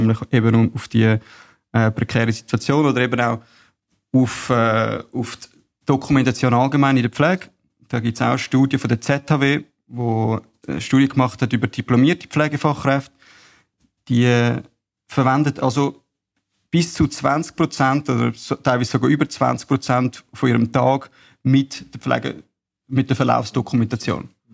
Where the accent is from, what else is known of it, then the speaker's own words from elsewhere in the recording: Bülach, Zurich, Switzerland; Ich komme aus Bülach, bin 31 und bin aufgewachsen in einem Familienunternehmen